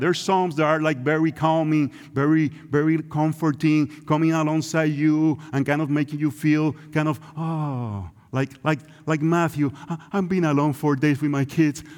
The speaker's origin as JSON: {"language": "English", "country": "Puerto Rico", "tie": "born or raised there", "second_language": "English", "said": "It's Puerto Rico, that's where we grew up"}